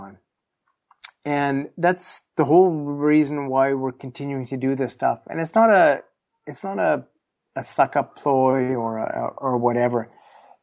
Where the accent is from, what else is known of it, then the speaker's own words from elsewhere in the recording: Canada; me as a Canadian guy